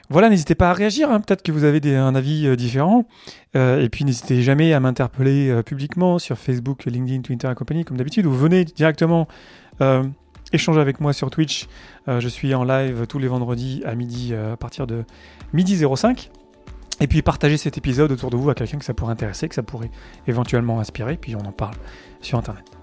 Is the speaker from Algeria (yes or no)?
no; France; parce que je suis français ou voilà Descartes, le cartésianisme, c'est encore très très présent.